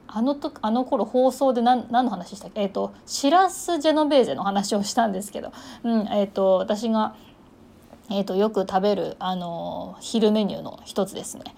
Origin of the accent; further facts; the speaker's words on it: Ishikawa, Japan; now in Kochi, Japan; 私これ地元石川県